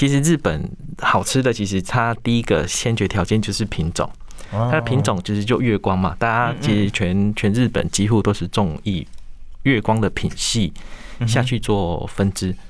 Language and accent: Chinese; Pingtung County, Taiwan; 或者是我们屏东那边可能就只有一起做